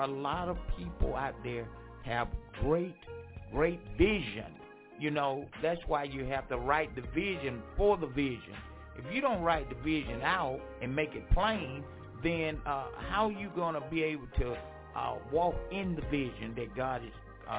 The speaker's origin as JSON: {"language": "English", "town": "Franklin", "region": "North Carolina", "country": "United States", "tie": "born or raised there", "moved": "yes", "said": "my hometown, Franklin, North Carolina"}